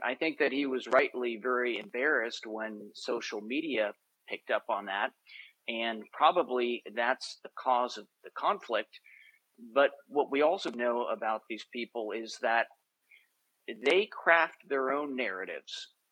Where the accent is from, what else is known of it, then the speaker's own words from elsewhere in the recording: Boston, Massachusetts, United States; I grew up in Boston